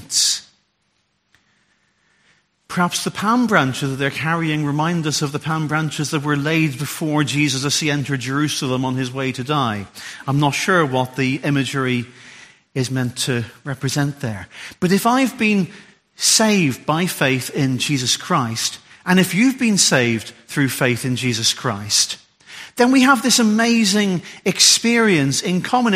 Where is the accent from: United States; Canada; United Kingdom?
United Kingdom; Ulster, Northern Ireland; also born or lived in Derbyshire; now in Solihull, United Kingdom; I'm an Ulsterman